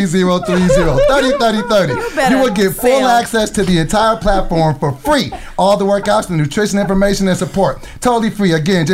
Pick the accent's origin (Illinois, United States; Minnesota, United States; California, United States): California, United States; Sacramento; I'm from Sacramento.